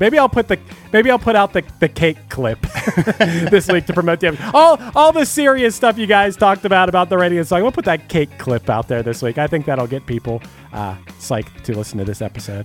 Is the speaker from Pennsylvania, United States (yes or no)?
yes; Pittsburgh, Pennsylvania, United States; I'm from Pittsburgh